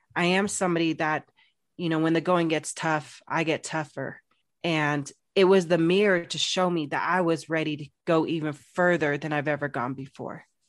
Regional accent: Phoenix, Arizona, United States; moved away as an adult; I'm from Phoenix, Arizona, big city, loved it. was there for sixteen years.

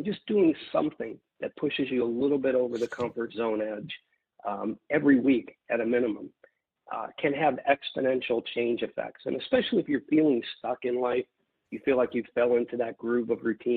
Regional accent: Midwest, United States; I grew up in the Midwest

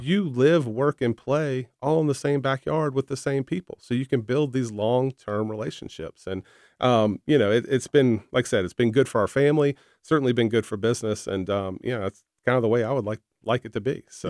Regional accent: the Shenandoah Valley, Virginia, United States; growing up in the valley, growing up in the mountains

